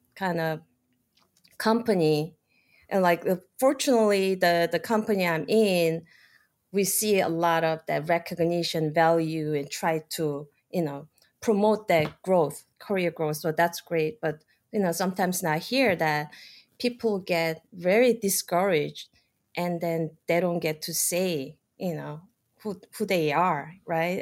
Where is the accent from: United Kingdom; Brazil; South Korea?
South Korea; moved away as an adult; now in United States; I'm like originally from South Korea, I pretty much done with the college education, study biology, and then just one day, you know, it's a time to take an adventure. And so I came here